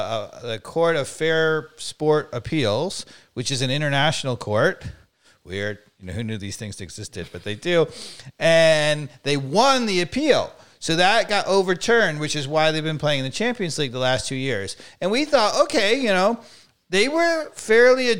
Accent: New York, United States; moved away; I was from New York kid

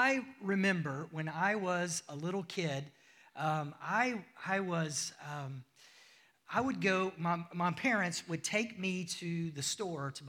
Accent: United States; moved away; if you can't tell from my accent, I'm from the United States

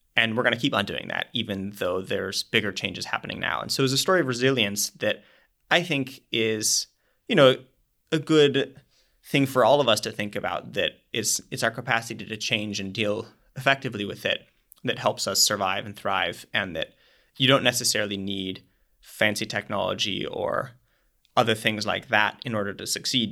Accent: Minnesota, United States; I'm from Minnesota

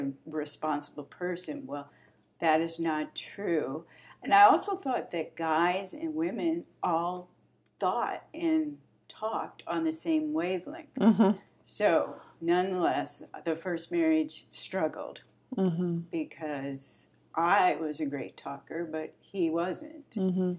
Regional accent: St. Louis, Missouri, United States; moved away as an adult; now in Wichita, United States; we're both from St. Louis. Woohoo! Grew up there

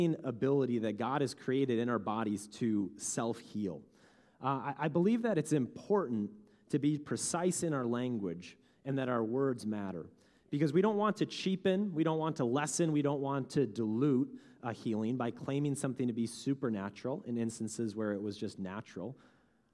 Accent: Bemidji, Minnesota, United States; I grew up in Bemidji

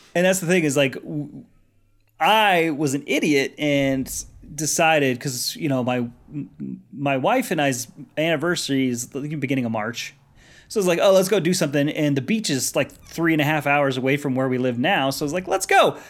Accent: Colorado, United States; growing up in Colorado, landlocked

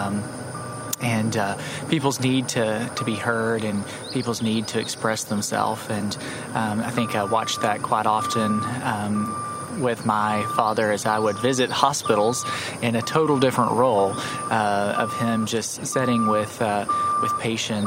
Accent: River Valley, Arkansas, United States; also born or lived in Waldron, Arkansas / southeastern Oklahoma / Spiro, Oklahoma; I had the wonderful opportunity of growing up in this area. I like to tell people I'm from the River Valley.

